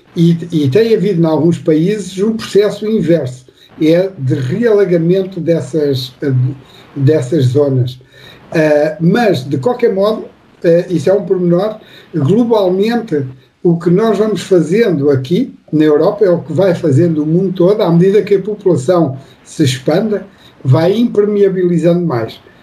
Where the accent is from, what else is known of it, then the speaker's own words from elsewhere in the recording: Portugal; now in near Lisbon, Portugal; eu nasci numa, numa aldeia, como nós dizemos aqui em Portugal, vocês dizem aí no Brasil, uma cidadezinha do interior